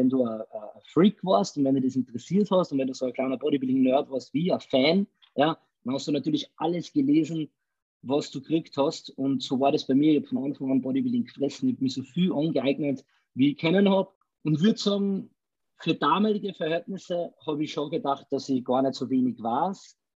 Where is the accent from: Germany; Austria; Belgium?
Austria; Salzburg; Ich bin ein Salzburger, also aus dem schönen Österreich.